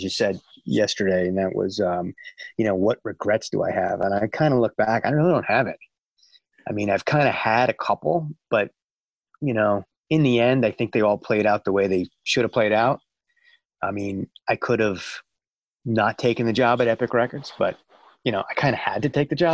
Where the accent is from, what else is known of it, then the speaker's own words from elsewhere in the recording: Upper Brookville, New York, United States; moved away as an adult; also born or lived in Fairfield, Connecticut / Atlanta; I'm actually from Long Island, and I grew up on Long Island. I grew up in a town called Upper Brookville, Long Island, and New York